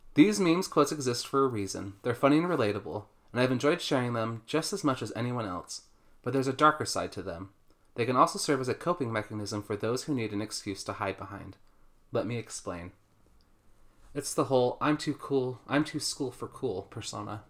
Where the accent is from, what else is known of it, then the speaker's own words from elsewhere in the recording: Utah, United States; I've born and raised in America, in Utah.